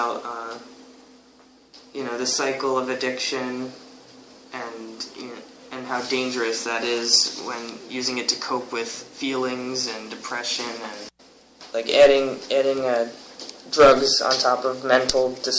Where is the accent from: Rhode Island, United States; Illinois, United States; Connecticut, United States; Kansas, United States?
Connecticut, United States; also born or lived in New Jersey; for high school and until now, I've been in Connecticut